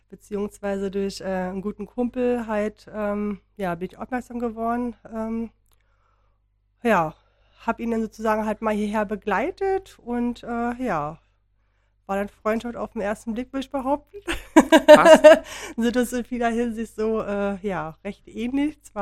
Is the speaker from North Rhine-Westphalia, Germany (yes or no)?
no; Berlin, Germany; wir bin halt Berlinerin.